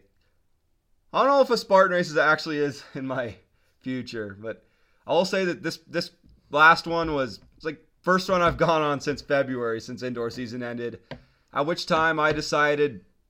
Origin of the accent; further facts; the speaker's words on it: Montana, United States; We're from Montana, right? It's fucking Big Sky country, man.